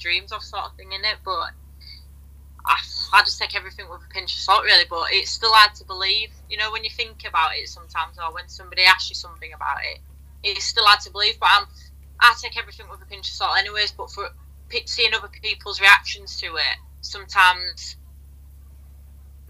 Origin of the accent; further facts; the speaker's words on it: Hull, Yorkshire and the Humber, United Kingdom; I started at East Hull because I'm originally from East Hull